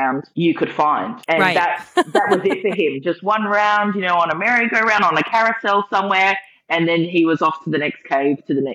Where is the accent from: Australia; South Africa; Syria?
Australia; an Australian